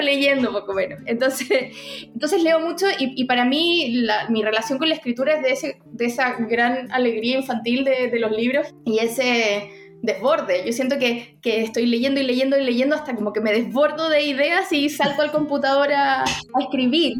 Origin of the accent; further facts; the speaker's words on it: Santiago, Santiago Metropolitan Region, Chile; yo soy de Santiago, pero mi, casi toda mi familia es de la quinta región